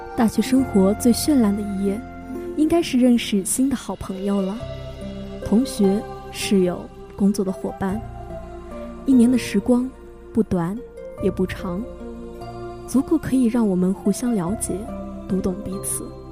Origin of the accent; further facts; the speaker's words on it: Yunnan, China; 我是本省的嘛，虽然我还是回家